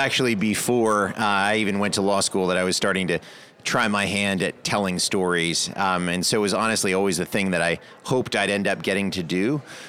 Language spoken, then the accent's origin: English; Salisbury, North Carolina, United States; she's from my hometown in Salisbury. And so Salisbury